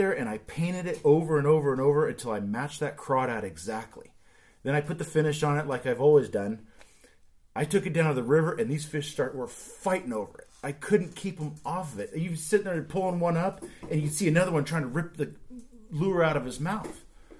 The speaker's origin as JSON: {"language": "English", "town": "San Jose", "region": "California", "country": "United States", "tie": "born or raised there", "moved": "yes", "lives_now": "Portland, United States", "said": "Yeah, I grew up in San Jose, California"}